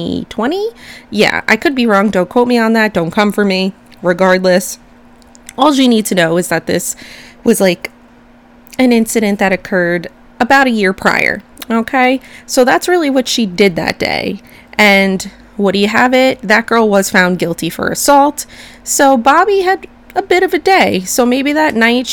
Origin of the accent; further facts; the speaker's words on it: United States; I'm American